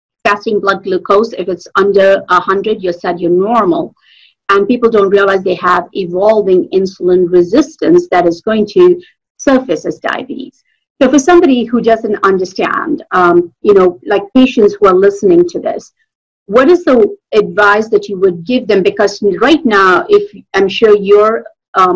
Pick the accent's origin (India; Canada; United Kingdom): India; moved away; I come from India